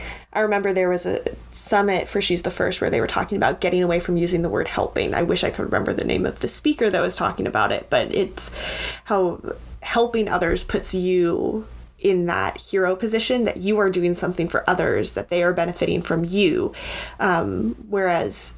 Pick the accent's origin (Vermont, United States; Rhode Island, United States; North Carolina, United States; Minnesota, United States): Vermont, United States; growing up in Vermont, it's not really it's not like a hotbed of politics.